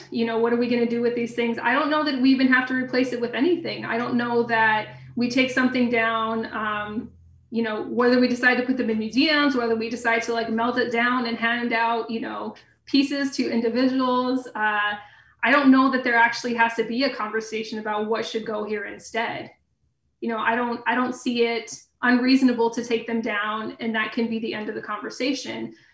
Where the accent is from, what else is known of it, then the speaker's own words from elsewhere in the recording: Grants, New Mexico, United States; I knew that, you know, I lived in a former uranium mining boomtown. I knew that where I lived, just outside of uh, Grants